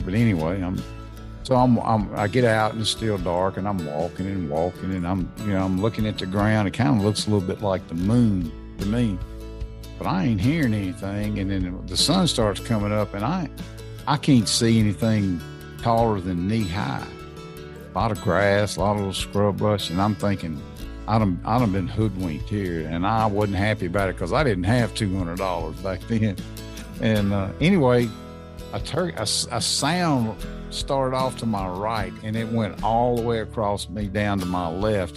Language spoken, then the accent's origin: English; Natchez, Mississippi, United States; I grew up in a in Southwest Mississippi, a little town called Natchez.